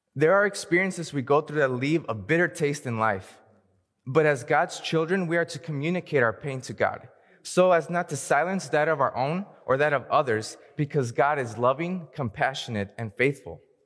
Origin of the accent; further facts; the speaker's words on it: Hayward, California, United States; also born or lived in Fremont, California; Even though I was born in Fremont, I grew up in the heart of the Bay, a town called Hayward